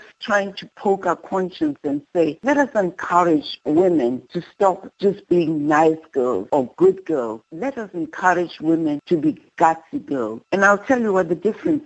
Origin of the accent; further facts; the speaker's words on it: South Africa; now in Atlanta, United States; my body is in America, but my heart is in South Africa.